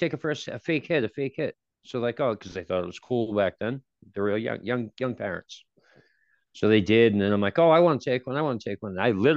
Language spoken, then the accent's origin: English; Gloucester, Massachusetts, United States; moved away; I was born and raised in Gloucester, Massachusetts.